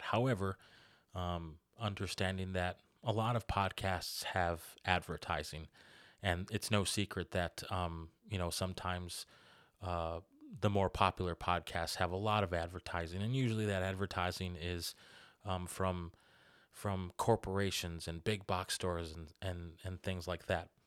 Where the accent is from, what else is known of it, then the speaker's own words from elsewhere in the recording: Kenosha, Wisconsin, United States; moved away as an adult; now in Racine, United States; I'm originally from Kenosha. I was born and raised there, lived there for most of my life. and now I live in Racine